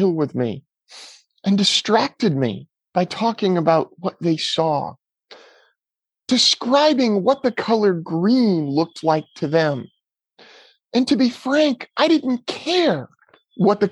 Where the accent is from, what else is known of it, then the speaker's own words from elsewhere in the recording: Petaluma, California, United States; my hometown of Petaluma, California.